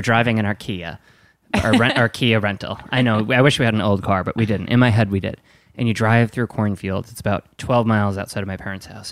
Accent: Wisconsin, United States; I'm from Wisconsin

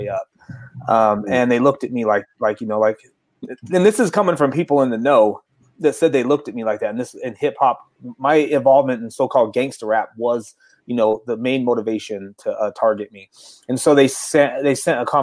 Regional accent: Salt Lake City, Utah, United States; I'm also from Salt Lake City, Utah.

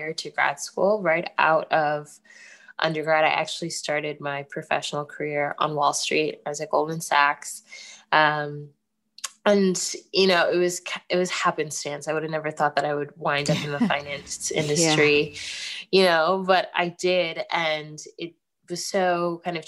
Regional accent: United States; I am Ghanaian. Even though I was born in the States, my parents were born in Ghana and migrated here.

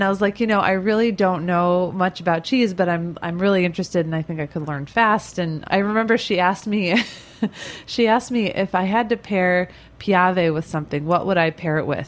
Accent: Midwest, United States; moved away as an adult; now in New York, United States; I grew up in the Midwest

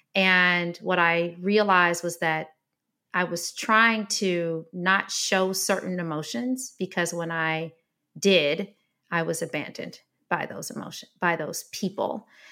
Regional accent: Detroit, Michigan, United States; I grew up in Detroit, Michigan

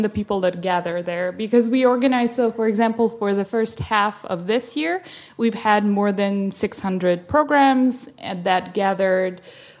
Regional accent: Belgrade, Serbia; English is a second language; moved away as an adult; also born or lived in Chicago, United States / Bosnia / Hungary / France; a Serbian bar called Belgrade. Yeah, which is, of course, the name of my city.

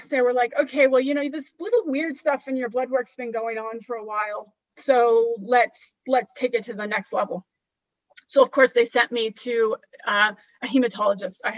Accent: California, United States; also born or lived in Washington; now in Florida, United States; I grew up in California and I lived in Washington state like you for some time and now I'm in Florida.

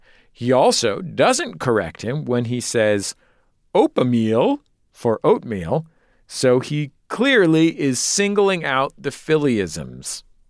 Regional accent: Philadelphia, Pennsylvania, United States; accent: Philadelphia; young sons and live in my hometown, Philadelphia.

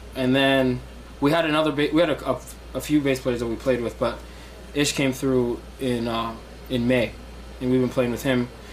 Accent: Sudan; also born or lived in Ohio; now in New York, United States; I'm originally from Sudan

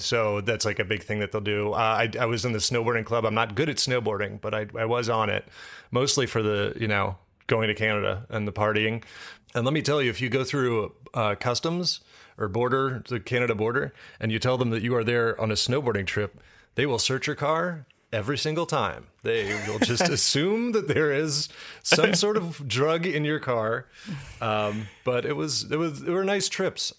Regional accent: Washington, District of Columbia, United States; I grew up on the East Coast and, like, D C, so right up, you know, I'll tell you, growing up near the Chesapeake Bay

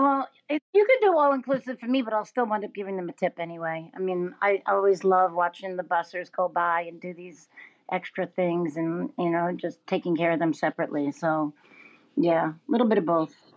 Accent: New York City, New York, United States; now in Los Angeles, United States; a New Yorker, uh, Brooklyn New Yorker

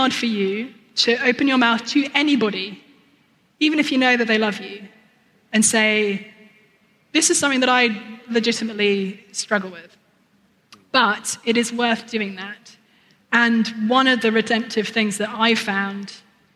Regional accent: United Kingdom; I'm British

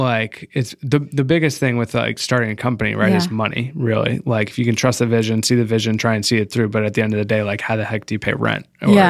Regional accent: Rhode Island, United States; My family's from Rhode Island. I grew up in Rhode Island, but I was bor

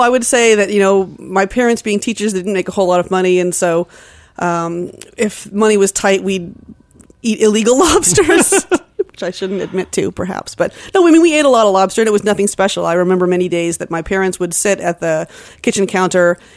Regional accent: Cape Elizabeth, Maine, United States; I grew up in Cape Elizabeth, which is just south of Portland

